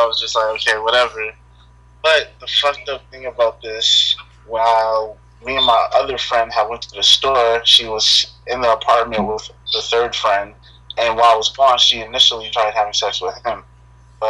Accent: Elizabeth, New Jersey, United States; I'm straight from the 908. I'm representing Elizabeth from Jersey.

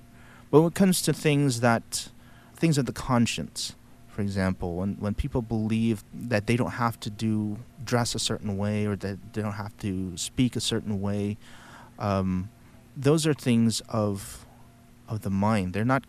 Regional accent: the Bible Belt, United States; Maybe it's because I was born and raised in the Bible Belt.

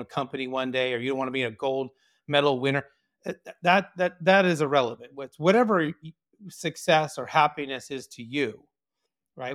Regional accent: Orange County, California, United States; I was born in Orange County, California, born and raised here

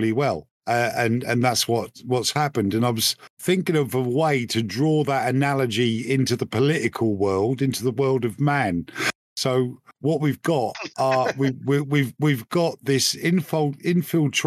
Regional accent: United Kingdom; as a British taxpayer

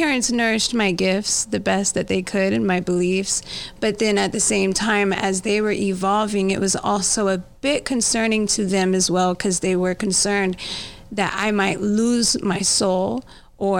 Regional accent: Ottawa, Kansas, United States; also born or lived in Joplin, Missouri; I grew up in a little town called Ottawa, Kansas, for just a little tiny time. Well, it was more like I was in sixth grade whenever we moved to Kansas City. So it was a mixture between Ottawa and Kansas City

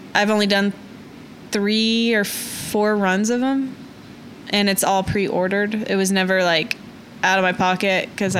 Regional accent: Oklahoma City, Oklahoma, United States; I'm born and raised in Oklahoma City.

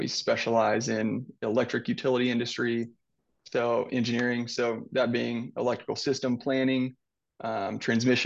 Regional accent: Southwest Missouri, United States; also born or lived in Iowa / Texas / Illinois / Colorado; I was born and raised here in Southwest Missouri

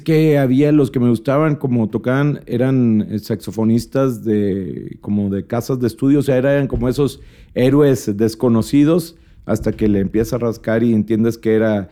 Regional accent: Monterrey, Nuevo León, Mexico; also born or lived in Mexico City; somos de Monterrey

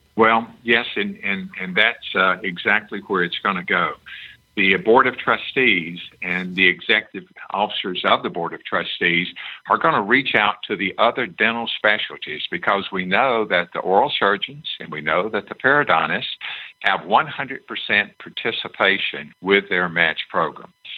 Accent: Tennessee, United States; my home state of Tennessee

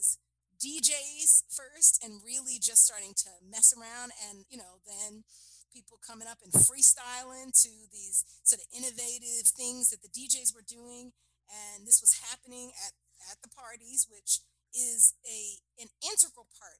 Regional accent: New York City, New York, United States; proud to be a Harlem girl

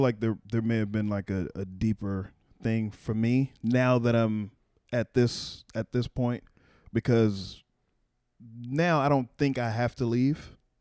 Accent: Waco, Texas, United States; now in Washington, D.C., United States; I'm from Waco

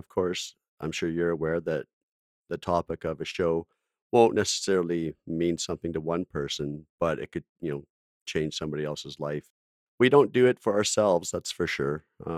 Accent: Alberta, Canada; I grew up in Alberta, so.

